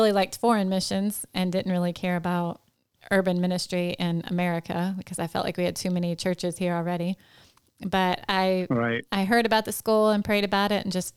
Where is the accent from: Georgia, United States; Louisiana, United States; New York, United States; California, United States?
Louisiana, United States; born or raised there; also born or lived in Milwaukee, Wisconsin / Washington